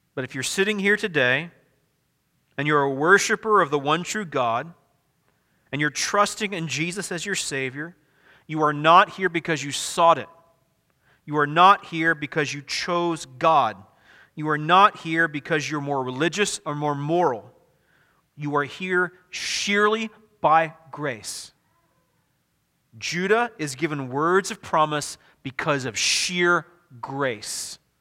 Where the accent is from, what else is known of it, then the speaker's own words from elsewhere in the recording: Midwest, United States; also born or lived in the South (US); I'm a Midwesterner.